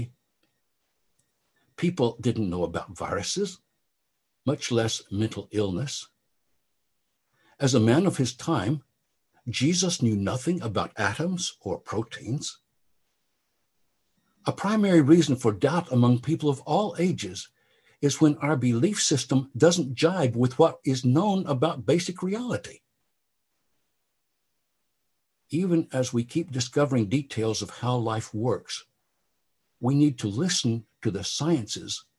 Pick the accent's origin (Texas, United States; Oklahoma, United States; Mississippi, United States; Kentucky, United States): Oklahoma, United States; growing up in Oklahoma during the time of Oral Roberts